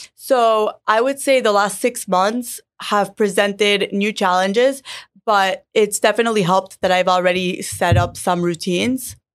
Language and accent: English; Miami, Florida, United States; I grew up in Miami and I grew up around the industry.